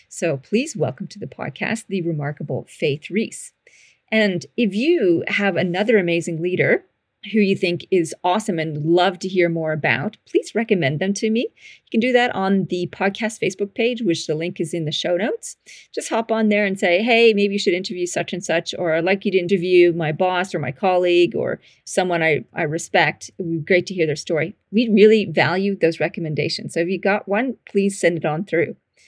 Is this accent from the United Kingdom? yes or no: no; Canada; now in Australia; You might notice my accent is slightly funky or not. I'm a Canadian living in Australia and have been down under for 20 something years.